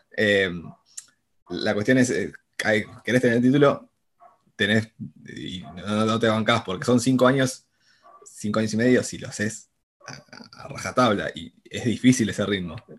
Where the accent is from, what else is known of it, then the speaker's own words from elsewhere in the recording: Buenos Aires, Argentina; soy porteño acá, nacido, criado y todo mi vida acá